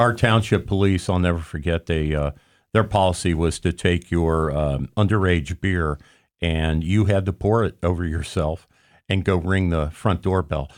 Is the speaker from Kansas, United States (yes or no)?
no; Hamilton County, Ohio, United States; I grew up in Hamilton County